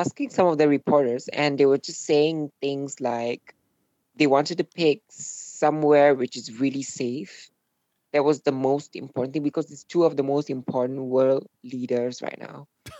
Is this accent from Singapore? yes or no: yes; Singapore; moved away as an adult; also born or lived in Europe; Yeah, I was born in Singapore. I was raised here, and I didn't always live in Singapore, though. I lived in Europe for a little while, and I'm back this year to live in Singapore again.